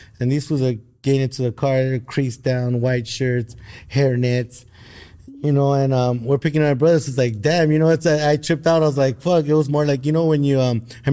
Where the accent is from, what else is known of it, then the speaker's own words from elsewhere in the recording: Los Angeles, California, United States; growing up in East LA in the 90s, in the early 90s